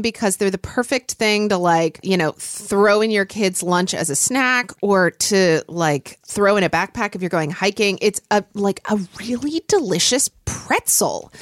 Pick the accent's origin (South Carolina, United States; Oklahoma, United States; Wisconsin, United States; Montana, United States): Oklahoma, United States; Oklahoma City; born or raised there; now in Seattle, United States